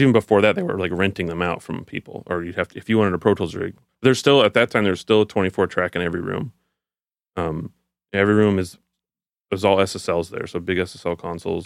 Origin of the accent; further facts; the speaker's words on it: Houston, Texas, United States; I'm from Houston, so I started school at the University of Houston